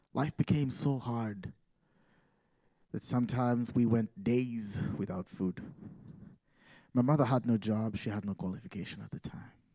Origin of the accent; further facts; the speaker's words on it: Uganda; moved away as an adult; now in Massachusetts, United States; I come from Uganda